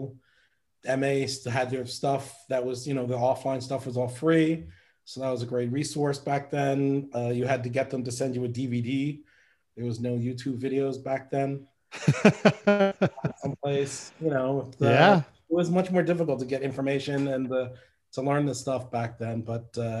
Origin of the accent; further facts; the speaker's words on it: New York City, New York, United States; I grew up on the Upper West Side of Manhattan